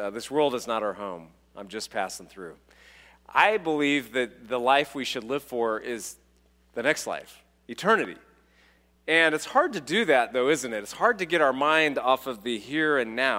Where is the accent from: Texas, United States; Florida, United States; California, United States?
California, United States; So when I was a child, I grew up in California, and my friend, I was a city guy, but my friend had some land